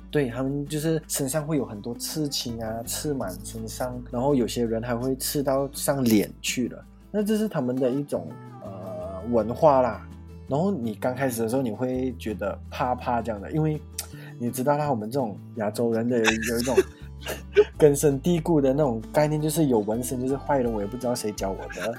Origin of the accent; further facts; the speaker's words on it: Malaysia; 我是马来西亚人问号脸